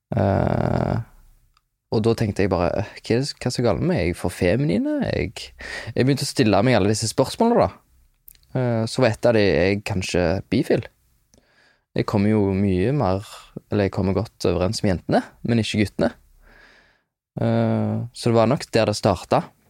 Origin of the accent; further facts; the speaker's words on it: London, United Kingdom; also born or lived in Hjelmeland, Norway; jeg vokste opp i London. Eller jeg, jeg flytta til London da jeg var fem